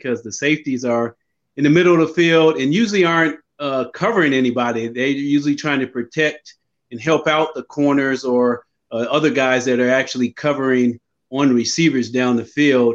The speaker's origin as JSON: {"language": "English", "town": "Sacramento", "region": "California", "country": "United States", "tie": "born or raised there", "said": "I grew up in Sacramento, California"}